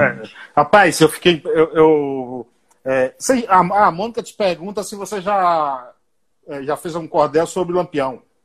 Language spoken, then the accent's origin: Portuguese; Paiaiá, Nova Soure, Bahia, Brazil; moved away; O meu Paiaiá, lá na Bahia, município de Nova Açores, tem 600 habitantes